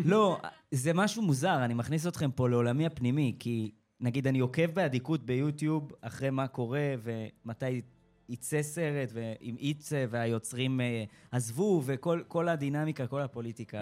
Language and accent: Hebrew; Rosh HaAyin, Central District, Israel; למדתי במרכז אה, אה, אומנויות, איפה שגדלתי, שזה ראש העין